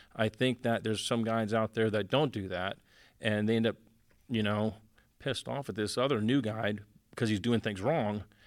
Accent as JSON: {"language": "English", "area": "Miami, Tampa", "region": "Florida", "country": "United States", "tie": "born or raised there", "lives_now": "Naples, United States", "said": "I was born in Miami and, uh, grew up, you know, fishing Tampa, Naples, and stuff like"}